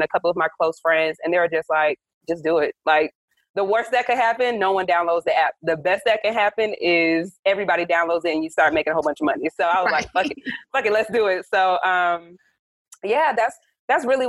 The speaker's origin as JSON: {"language": "English", "town": "Atlanta", "region": "Georgia", "country": "United States", "said": "I'm from Atlanta. I live in Atlanta"}